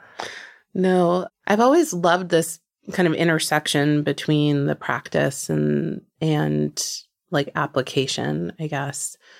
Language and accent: English; New Jersey, United States; born or raised there; moved away